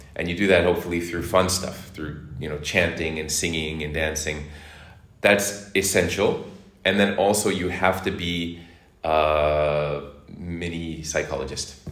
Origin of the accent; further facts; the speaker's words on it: Boston, Massachusetts, United States; moved away as an adult; also born or lived in Hong Kong; now in Turkey; Boston is my hometown, and I've been in Turkey since 2016.